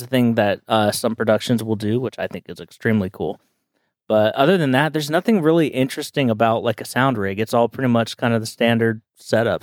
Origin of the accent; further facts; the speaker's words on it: Southern California, United States; growing up in SoCal